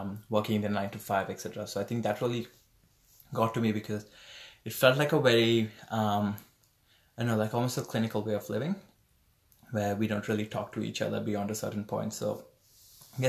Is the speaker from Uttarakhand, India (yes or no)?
no; Dombivli, Maharashtra, India; moved away as an adult; now in Brisbane, Australia; I'm from Dombivli near Bombay, Maharashtra in India.